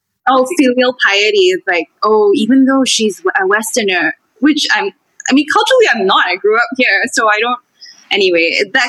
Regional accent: Singapore; also born or lived in United Kingdom; when I was growing up in Singapore and I was in a local school

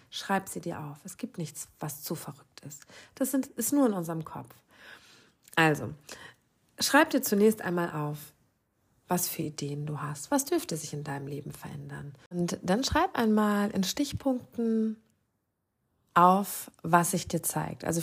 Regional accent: Lower Saxony, Germany; ich glaube, das sagt man bei uns im Norden, in meiner Heimat in Ostfriesland, Ratzefummel.

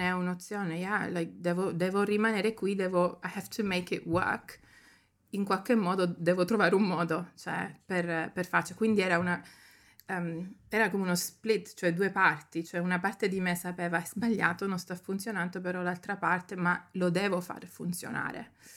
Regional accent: Germany; moved away as an adult; also born or lived in Sicily, Italy; now in London, United Kingdom; nata in Italia, però cresciuta in Germania e sono scappata da lì

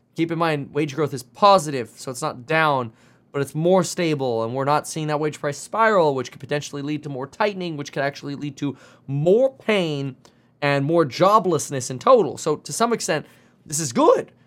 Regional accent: Germany; now in United States; I'm from Germany

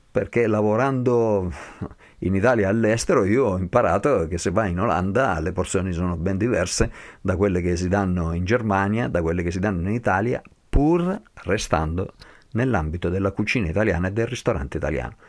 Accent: Basel, Basel-Stadt, Switzerland; now in Montagnana, Italy; sono nato e cresciuto a Basilea

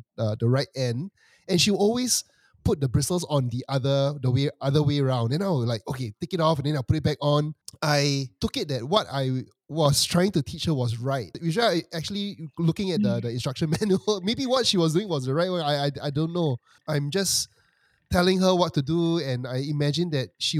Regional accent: Singapore; As a Singaporean

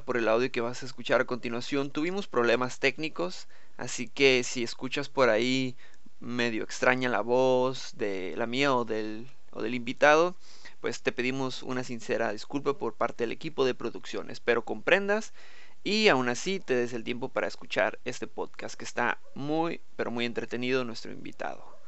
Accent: Tijuana, Baja California, Mexico; la gente de Tijuana, nací en Tijuana

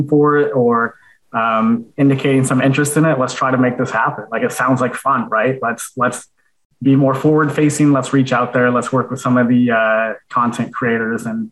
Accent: United States; accent: American; I have an American accent

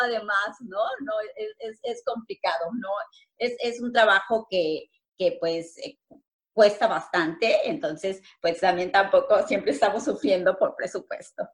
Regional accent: Cirándaro, Guerrero, Mexico; also born or lived in Morelia, Mexico; now in Manchester, United Kingdom; yo soy de la Tierra Caliente y bueno, de ese pueblito bellísimo de Cirándaro, de los Chávez Guerrero

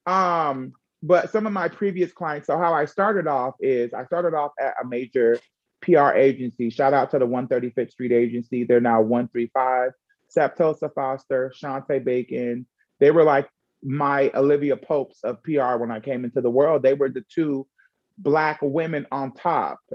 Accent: Jamaica; I'm also Jamaican

